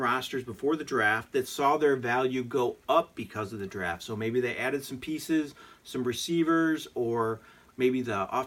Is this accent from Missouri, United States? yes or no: yes; Missouri, United States; We're from Missouri here. We live in St. Louis